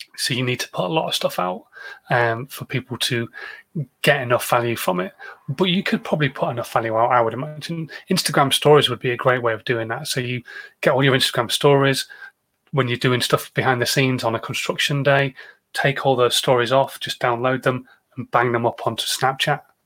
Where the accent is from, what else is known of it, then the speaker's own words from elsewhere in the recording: United Kingdom; I'm British